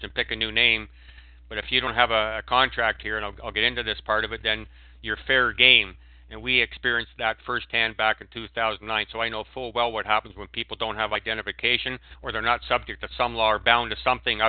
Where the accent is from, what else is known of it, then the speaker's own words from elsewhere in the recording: Canada; When I was a Canadian, I was identified as a Canadian